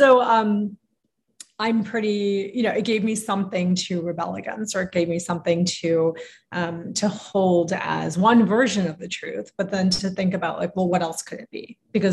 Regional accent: United States; especially as a first generation immigrant, I grew up in the States

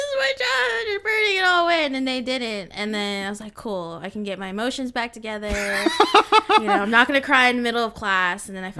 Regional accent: West Coast, United States; I am a transplant as well. I moved from the West Coast all the way to the East Coast, and that was definitely crazy.

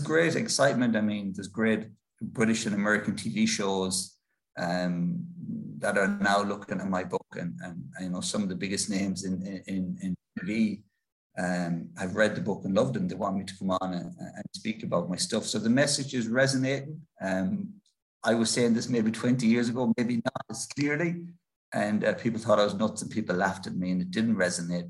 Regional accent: Ireland; an Irish author

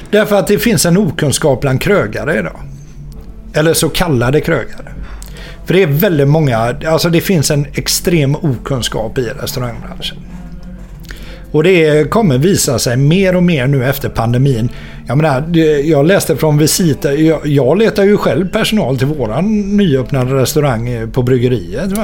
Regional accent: Gothenburg, Västra Götaland, Sweden; also born or lived in Partille; Jag är ju uppväxt mitt inne i stan. Jag är ju uppväxt på Avenyn och Andra Långgatan

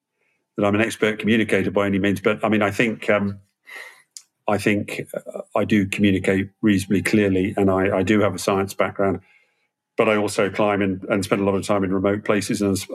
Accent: Malaysia; I grew up in Malaysia as a kid and, obviously pre-internet, giving away age and all that stuff.

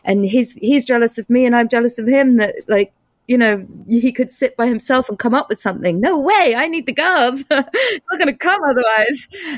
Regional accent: United States; born there; now in New York, United States; And I was born in the States. So I have dual nationality.

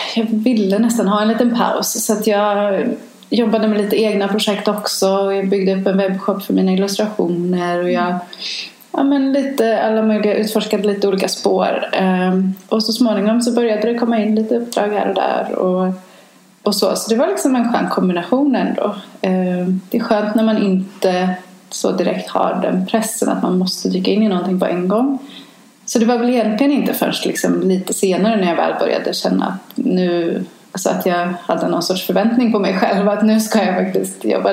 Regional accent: Sweden; moved away as an adult; now in New York, United States; som svensk och som europé

